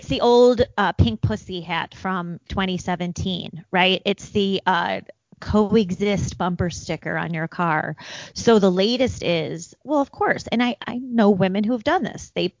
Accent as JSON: {"language": "English", "town": "Naperville", "region": "Illinois", "country": "United States", "tie": "born or raised there", "said": "Naperville, my hometown, in the western suburbs of Chicago"}